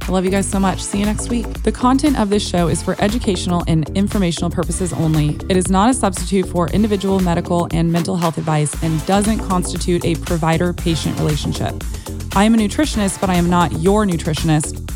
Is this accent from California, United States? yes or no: no; Texas, United States; as a Texan